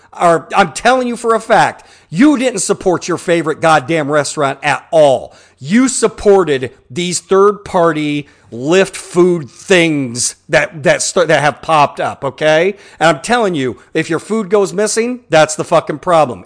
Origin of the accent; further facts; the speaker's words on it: Pittsburg, Kansas, United States; when I was a kid growing up in Pittsburgh, Kansas